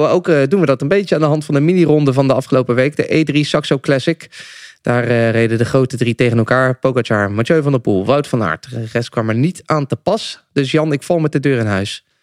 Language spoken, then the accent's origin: Dutch; South Holland, Netherlands; we komen allebei uit Zuid-Holland.